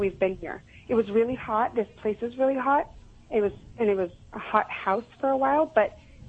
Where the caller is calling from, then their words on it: Orange County, California, United States; Calling from Orange County, California.